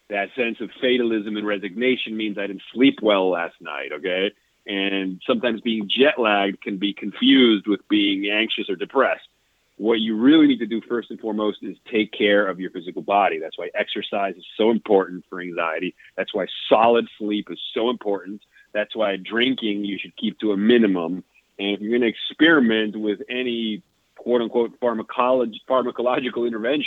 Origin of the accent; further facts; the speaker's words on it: Venezuela; moved away; I grew up in South America, in Venezuela